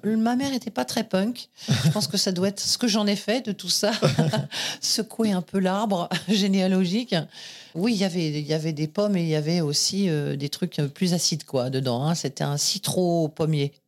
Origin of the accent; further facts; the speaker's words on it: Boulogne-Billancourt, Île-de-France, France; né à Boulogne-Billancourt, département des Hauts-de-Seine, dans une clinique euh, en face des usines Renault